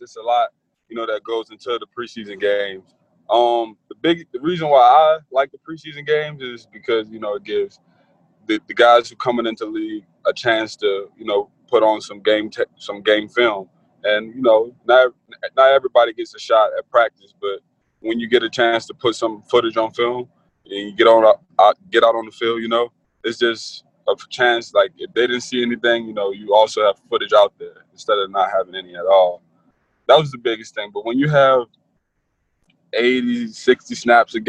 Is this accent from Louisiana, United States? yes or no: yes; New Orleans, Louisiana, United States; I'm from Algiers, New Orleans